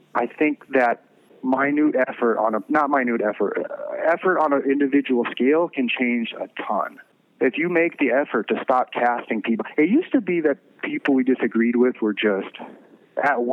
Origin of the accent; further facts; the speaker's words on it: the South, United States; I'm an American, but I grew up in the South